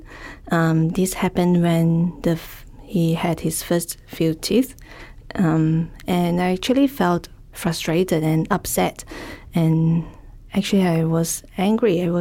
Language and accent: English; Malaysia; now in Melbourne, Australia; I'm from Malaysia